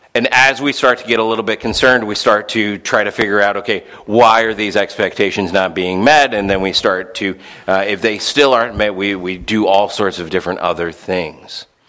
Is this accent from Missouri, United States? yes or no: yes; St. Louis, Missouri, United States; I remember growing up in St. Louis